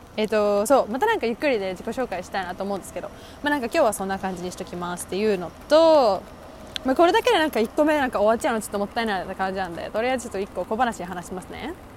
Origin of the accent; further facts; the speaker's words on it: Japan; 私も多分ずっと日本で育ってきた